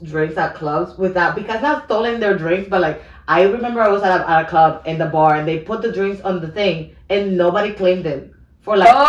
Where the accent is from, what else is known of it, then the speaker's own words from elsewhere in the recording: Georgia, United States; Yeah, because I grew up in Georgia. I grew up in the South.